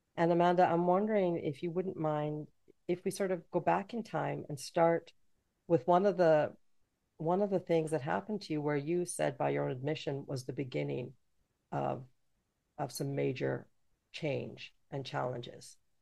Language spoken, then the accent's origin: English; Canada; also born or lived in Jamaica; I'm from Jamaica, but I was raised in Canada